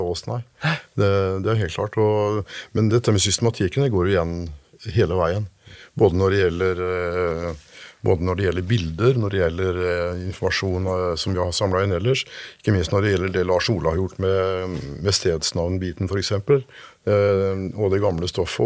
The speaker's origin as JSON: {"language": "Norwegian", "area": "Kjølberg", "region": "Østfold", "country": "Norway", "tie": "born or raised there", "said": "disse rare navnene vi hadde hjemme i Kjølbergskauen"}